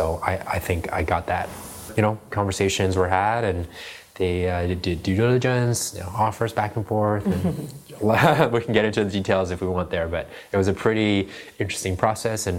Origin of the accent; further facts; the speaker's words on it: Prague, Czechia; also born or lived in China; I left China when I was 4 years old. And I grew up in the Czech Republic